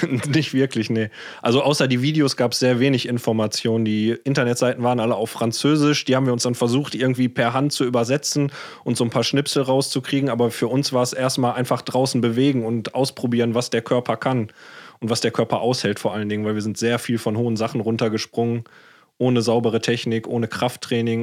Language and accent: German; Ruhr area, North Rhine-Westphalia, Germany; ich bin im Ruhrport aufgewachsen